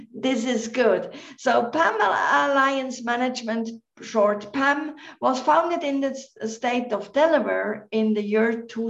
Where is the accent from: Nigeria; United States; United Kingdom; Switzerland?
Switzerland; Central Switzerland; now in Bilbao, Spain; I'm half Welsh, but also Swiss, born in Switzerland, in central Switzerland